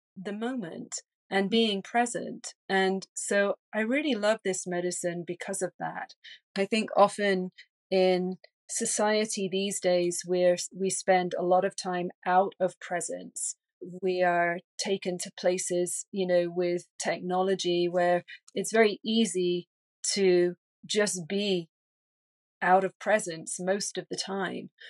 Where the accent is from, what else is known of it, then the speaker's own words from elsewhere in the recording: England, United Kingdom; moved away; also born or lived in London; I'm originally from England, and I was living in London